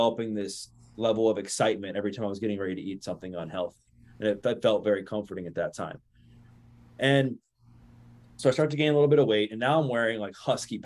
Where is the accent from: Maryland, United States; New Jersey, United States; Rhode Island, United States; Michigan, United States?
Maryland, United States; Baltimore; Born and raised in Baltimore, Maryland, in the greater Baltimore, Maryland area